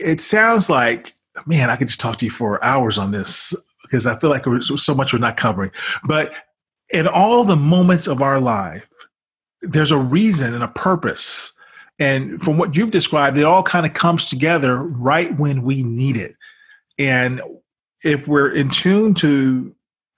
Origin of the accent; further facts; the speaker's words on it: Chicago, Illinois, United States; I'm from Chicago. I grew up, and Michael Jordan was the man